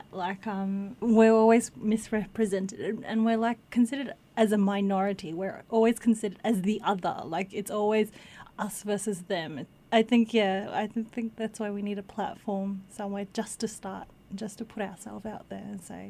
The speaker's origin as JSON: {"language": "English", "town": "Geelong", "region": "Victoria", "country": "Australia", "tie": "born or raised there", "said": "I grew up in Geelong."}